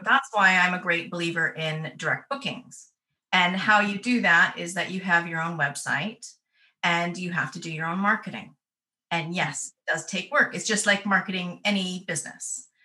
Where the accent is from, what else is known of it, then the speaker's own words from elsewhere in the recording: Canada; moved away as an adult; now in North West England, United Kingdom; my accent will confuse you because I was born and raised in Canada. Um, but I left in 2002